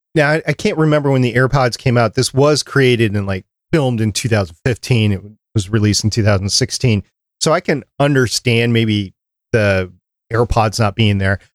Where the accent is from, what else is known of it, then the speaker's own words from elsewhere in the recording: New York, United States; I was born in New York